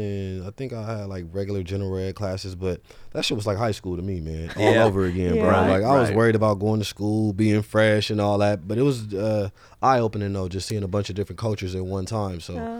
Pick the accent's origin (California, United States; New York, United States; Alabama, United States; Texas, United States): California, United States; Los Angeles; born and raised. I'm from South Central, man. I'm with the Crenshaw. I'm with the Westchester.